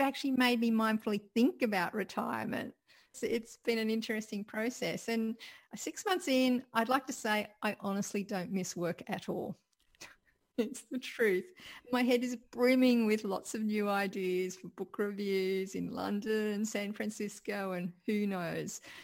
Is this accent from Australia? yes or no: yes; Sydney, New South Wales, Australia; growing up in Sydney